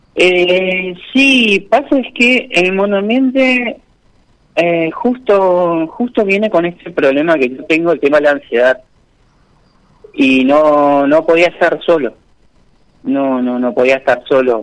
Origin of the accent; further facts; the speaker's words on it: Posadas, Misiones, Argentina; Soy de Posadas. Posadas Misiones